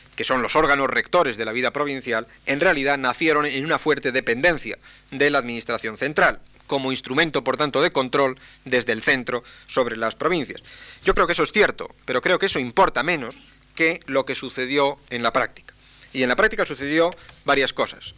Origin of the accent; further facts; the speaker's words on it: San Sebastián, Basque Country, Spain; La Voz de Guipúzcoa en mi eh, en mi ciudad natal, en San Sebastián